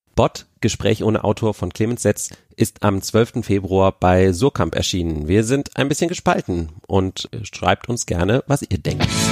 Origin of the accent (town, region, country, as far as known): Berlin, Germany